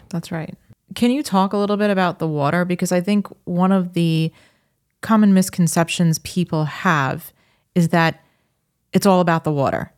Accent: Long Island, New York, United States; moved away as an adult; also born or lived in Minnesota; we're Long Islanders

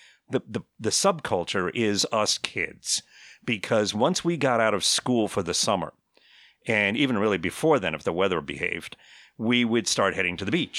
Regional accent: Connecticut, United States; I grew up on in Northeast United States in the Connecticut shore of Long Island Sound, and I lived probably about an eighth of a mile from the actual beach of Long Island Sound

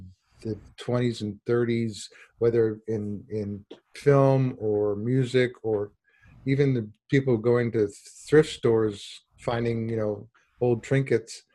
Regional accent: Santa Barbara, California, United States; I grew up in Santa Barbara

